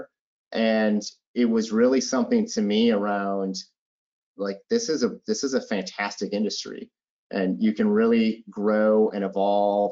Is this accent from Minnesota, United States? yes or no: yes; Minneapolis, Minnesota, United States; I am originally from Minneapolis. I grew up in Minneapolis